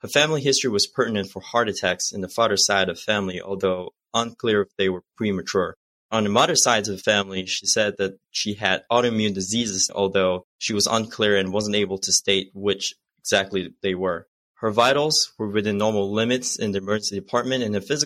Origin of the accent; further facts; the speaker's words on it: Malaysia; moved away as an adult; now in United States; I'm originally from Malaysia and I came to the States for internal medicine residency at Lankenau.